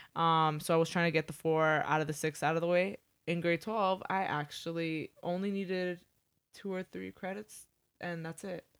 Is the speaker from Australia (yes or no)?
no; Toronto, Ontario, Canada; now in Mississauga, Canada; I grew up mostly in Toronto